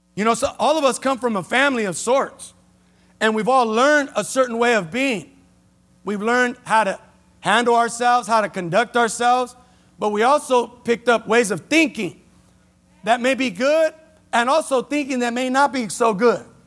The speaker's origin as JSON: {"language": "English", "town": "Los Angeles", "region": "California", "country": "United States", "tie": "born or raised there", "said": "I was born in Los Angeles, raised in Keystone, ran the streets of Jameson. L A is my home"}